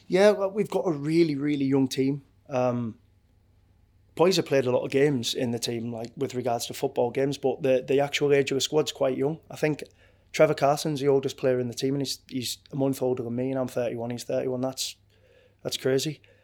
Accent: Hartlepool, North East England, United Kingdom; moved away as an adult; I'm from Hartlepool, I'm a Hartlepool United fan, I had season tickets, for years before I turned professional. I used to go with my uncle

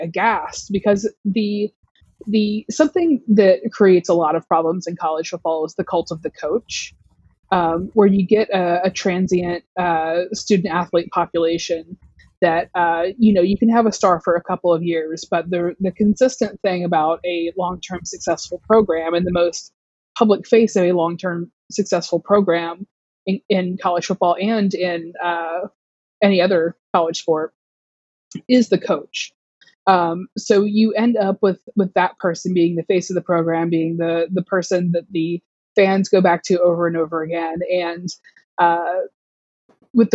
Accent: Southeast, United States; I am from the Southeast. I went to University of Georgia. My dad went to University of Georgia. I was raised a college football fan

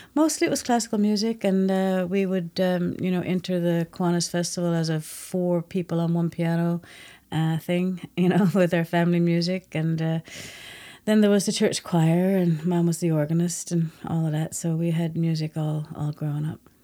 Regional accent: Grand Falls-Windsor, Newfoundland and Labrador, Canada; I'm from Grand Falls. I grew up in Grand Falls and left, uh, just before I finished grade eleven

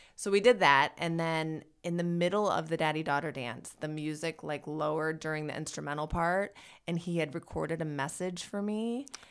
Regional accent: Michigan, United States; now in Los Angeles, United States; my hometown in Michigan

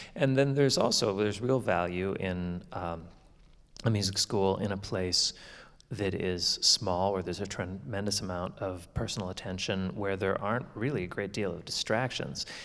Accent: Canada; now in Florida, United States; my hometown anymore because my parents, um, they retired and have actually moved to Florida, like all Canadians do eventually.

